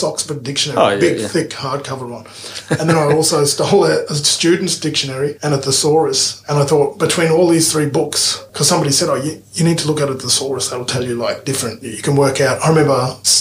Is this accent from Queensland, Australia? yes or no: yes; Brisbane, Queensland, Australia; also born or lived in Inala; I grew up in Brackenridge, between Brackenridge and Inala.